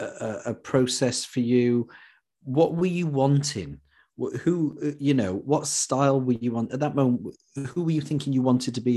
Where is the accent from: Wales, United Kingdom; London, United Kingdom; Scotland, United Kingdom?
Wales, United Kingdom; Welsh; also born or lived in West Ruislip; I'm a Welsh boy